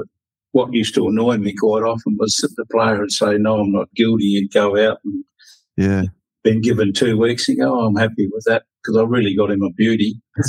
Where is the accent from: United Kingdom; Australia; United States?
Australia; South Australia; born there; And being South Australian born, I thought, well, I'll go for the Crows.